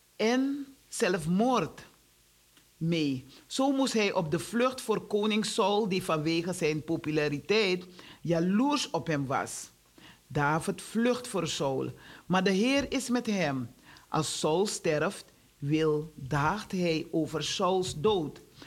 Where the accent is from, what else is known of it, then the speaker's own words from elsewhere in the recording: Suriname; now in Netherlands; ik woon wel in, Surina in eh, Nederland. Ik, ik blijf in Nederland, zeg ik. Ik woon in Suriname, want daar is mijn huis. Daar is mijn geboorteland.